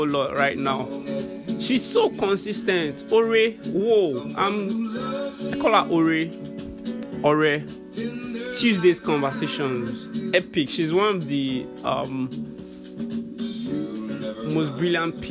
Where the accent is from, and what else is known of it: Nigeria